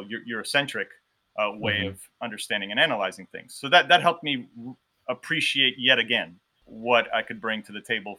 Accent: Miami, Florida, United States; when I was growing up in Miami

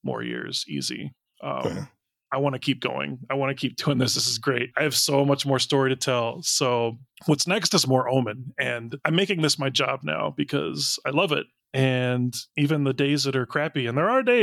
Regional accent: United States; I'm an American

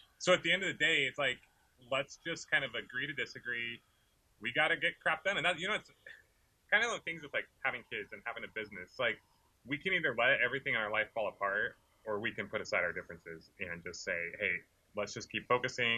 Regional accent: California, United States; I grew up in California

